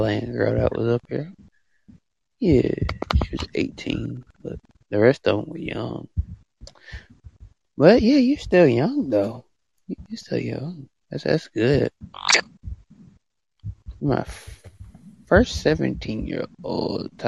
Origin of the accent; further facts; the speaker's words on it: United States; I'm from the, the USA